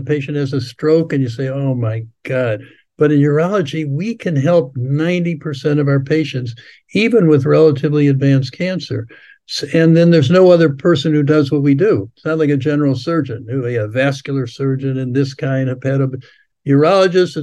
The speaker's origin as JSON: {"language": "English", "town": "Cleveland", "region": "Ohio", "country": "United States", "tie": "born or raised there", "moved": "yes", "lives_now": "Florida, United States", "said": "I was born and raised in Cleveland, Ohio."}